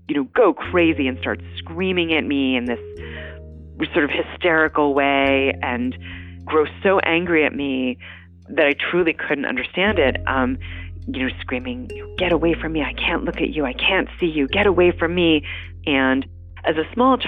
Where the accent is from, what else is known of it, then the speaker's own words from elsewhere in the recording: Nyack, New York, United States; now in Cambridge, United States; I was born in the Hudson River Valley in a town that a lot of people know. It's sort of a popular town outside the city called Nyack.